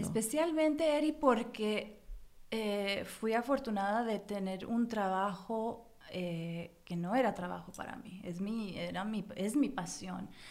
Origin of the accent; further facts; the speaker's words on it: United States; yo nací en Estados Unidos, pero ah. mis padres los dos son mexicanos